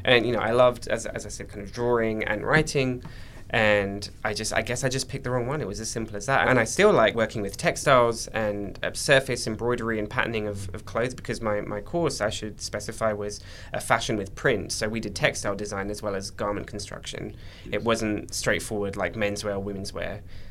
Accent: Essex, East of England, United Kingdom; also born or lived in Cyprus / London; I was born in Cyprus, but I moved to England when I was about 5 years old. Cool. And I grew up in a county just outside of London. It's called Essex.

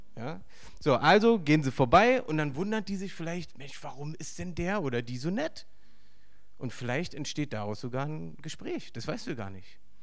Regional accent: Berlin, Germany; accent: Berlinerisch; ich bin im Osten aufgewachsen

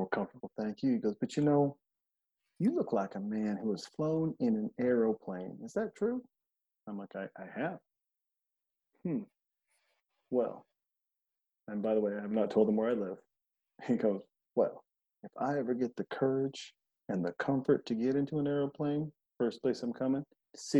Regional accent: Montana, United States; I'm from Montana

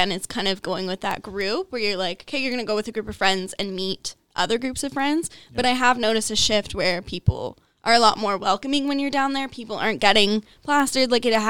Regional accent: United States; moved away; I grew up in the States

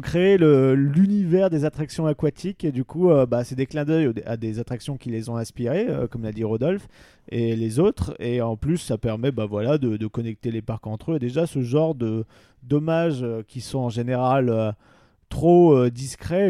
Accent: Pas-de-Calais, Hauts-de-France, France; moved away; j'étais du Pas-de-Calais

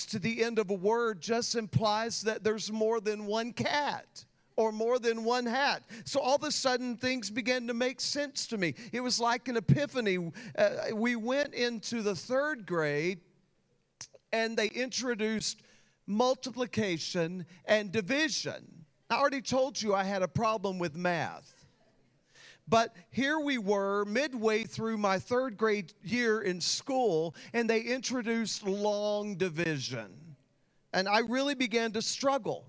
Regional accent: Texas, United States; I grew up in Texas

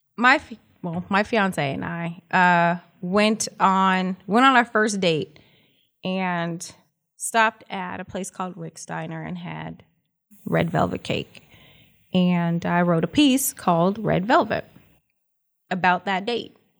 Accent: Los Angeles, California, United States; born and raised in Los Angeles. I'm a California girl, proud, proud graduate of Crenshaw High School

